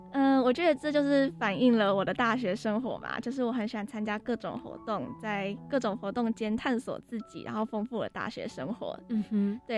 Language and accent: Chinese; Taiwan; 我们台湾